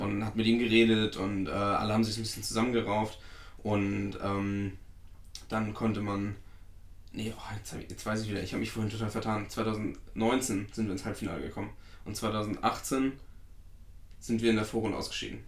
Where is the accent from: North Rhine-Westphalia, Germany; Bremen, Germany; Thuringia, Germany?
Thuringia, Germany; Werratal; der ortsansässige Verein aus meiner Heimat